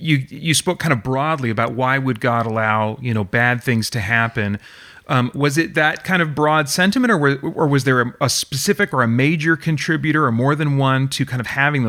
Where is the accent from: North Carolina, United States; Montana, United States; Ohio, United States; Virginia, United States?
Montana, United States; Eastern; also born or lived in Miles City, Montana; I'm from Eastern Montana.